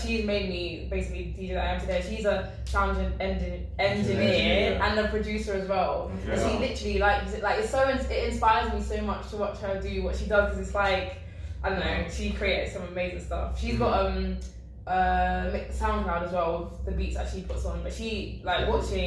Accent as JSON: {"language": "English", "region": "London", "country": "United Kingdom", "tie": "born or raised there", "also_born_or_lived": "Ealing / Peterborough", "moved": "as an adult", "said": "I'm from South London. I've lived in South London, South East my whole life"}